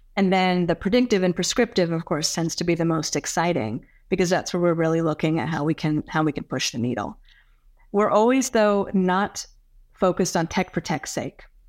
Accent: California, United States; now in Westchester County, United States; I grew up in California

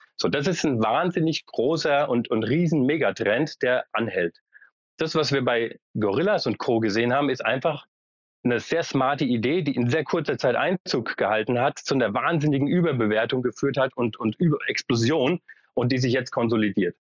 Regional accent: Frankfurt, Hesse, Germany; also born or lived in Berlin; ich komme selbst aus Frankfurt

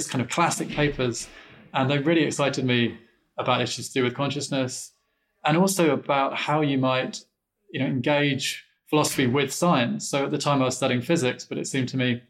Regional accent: London, United Kingdom; moved away; I didn't grow up in Chicago. I grew up in London, England

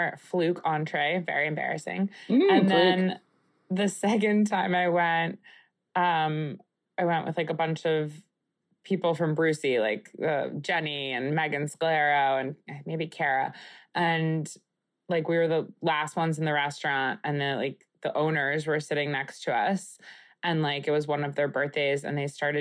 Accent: Long Island, New York, United States; where I grew up on Long Island

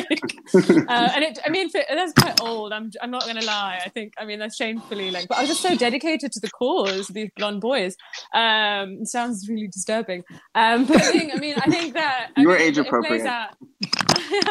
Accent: Pakistan; moved away; me growing up in Pakistan

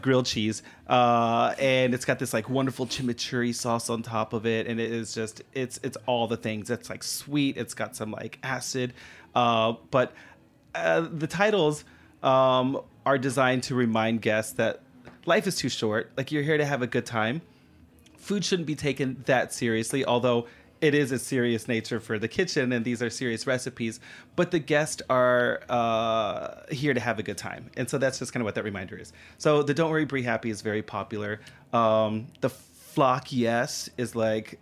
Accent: Corpus Christi, Texas, United States; now in Nashville, United States; my hometown of Corpus Christi, Texas, because breakfast tacos are what I grew up on

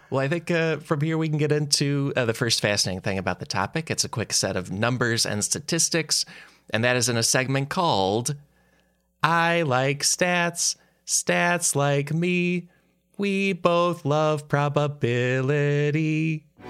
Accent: Midwest, United States; we're both from the Midwest

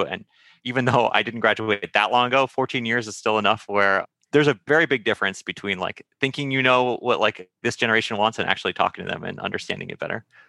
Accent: Santa Monica, California, United States; I grew up in Santa Monica

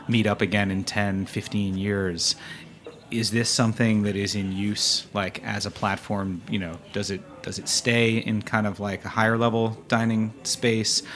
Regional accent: Westchester County, New York, United States; I grew up in Westchester County, New York

